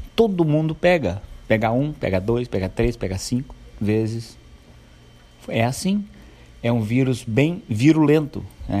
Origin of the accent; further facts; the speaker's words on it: Santo Antônio da Patrulha, Rio Grande do Sul, Brazil; also born or lived in Novo Hamburgo; eu nasci em Novo Hamburgo. Vim para Santo Antônio com quatro anos